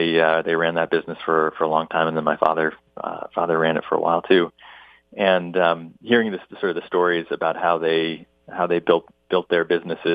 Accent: Providence, Rhode Island, United States; now in Boston, United States; I was born in Providence, Rhode Island, and I grew up there, not far from where I live now in Boston, Massachusetts

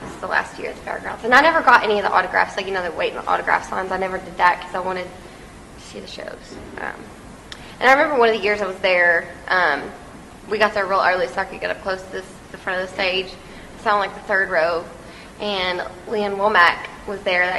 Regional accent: Texas, United States; we're from Texas too

